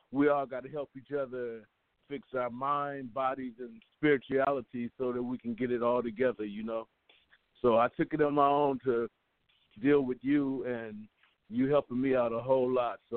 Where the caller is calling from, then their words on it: Texas, United States; I'm calling from Texas.